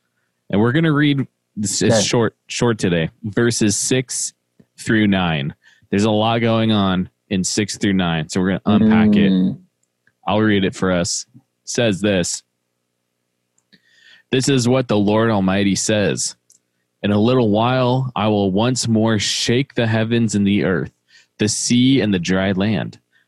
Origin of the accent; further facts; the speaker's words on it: Midwest, United States; accent: Midwest; a kick out of that because my Midwest accent comes out when I say that.